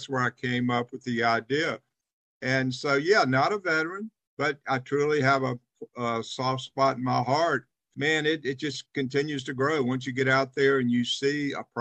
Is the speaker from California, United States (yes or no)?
no; Charlotte, North Carolina, United States; also born or lived in Winston-Salem, North Carolina; I actually grew up in Charlotte.